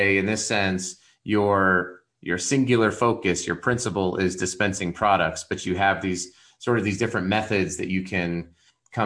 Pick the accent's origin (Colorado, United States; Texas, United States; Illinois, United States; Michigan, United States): Colorado, United States; Colorado Springs; moved away as an adult; now in Utah, United States; my wife and I's hometown, you know, Colorado Springs